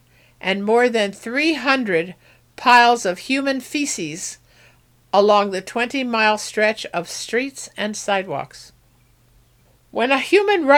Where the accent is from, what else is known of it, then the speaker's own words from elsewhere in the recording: New York City, New York, United States; I grew up in New York City